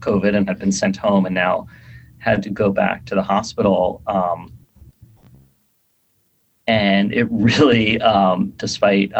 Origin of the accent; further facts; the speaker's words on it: New York City, New York, United States; moved away as an adult; also born or lived in Bay Area / Seattle; I grew up in New York City. I've lived in like New York and the Bay Area and Seattle.